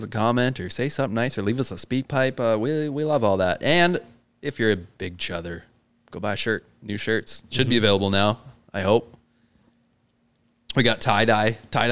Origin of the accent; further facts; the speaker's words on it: Richmond, British Columbia, Canada; We used to have catfish in our ditches where I grew up in Richmond